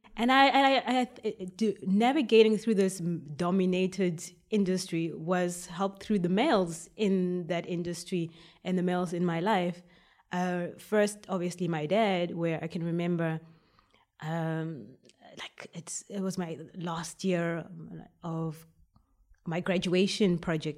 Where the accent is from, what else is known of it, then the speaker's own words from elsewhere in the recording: Port Elizabeth, Eastern Cape, South Africa; moved away as an adult; now in Belgium; I was born in South Africa, Port Elizabeth